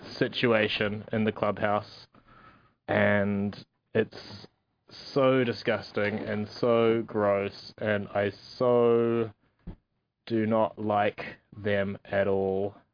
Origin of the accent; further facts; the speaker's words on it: India; born there; I was born in India, but apparently don't technically count as an Indian.